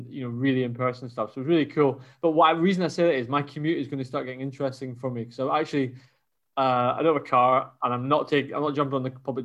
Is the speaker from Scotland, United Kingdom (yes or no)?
yes; Scotland, United Kingdom; now in Paris, France; me as a Scot